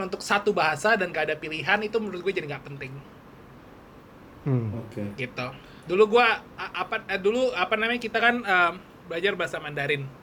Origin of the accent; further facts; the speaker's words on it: West Java, Indonesia; oh gue dapet bahasa Sunda karena gue Jawa Barat.